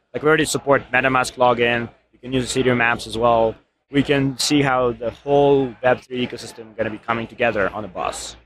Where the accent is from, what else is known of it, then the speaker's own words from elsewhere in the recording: Ukraine; moved away; I'm actually from Ukraine.